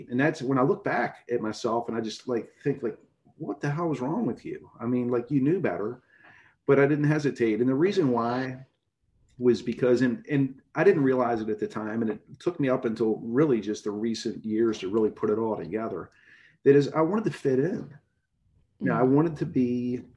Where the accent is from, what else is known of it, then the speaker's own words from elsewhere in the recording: Baltimore, Maryland, United States; I grew up in Baltimore City in a blue collar neighborhood